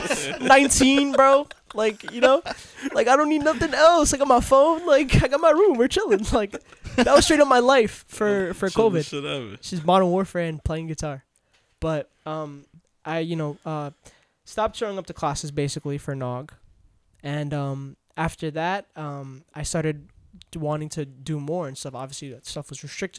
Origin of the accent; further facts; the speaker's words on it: New York City, New York, United States; I'm really from Queens